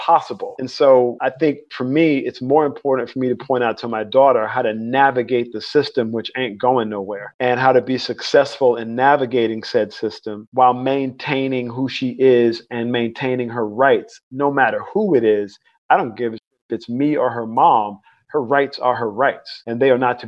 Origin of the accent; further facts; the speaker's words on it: Mobile, Alabama, United States; now in North Carolina, United States; I was born in Mobile, Alabama. I grew up in the Deep South.